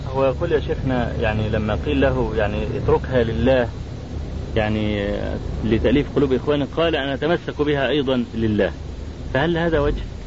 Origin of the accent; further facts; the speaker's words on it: Egypt; عندنا في مصر